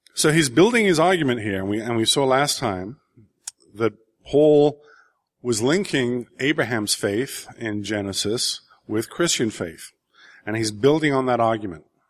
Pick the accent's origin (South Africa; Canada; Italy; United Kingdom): United Kingdom; England; growing up in England in the seventies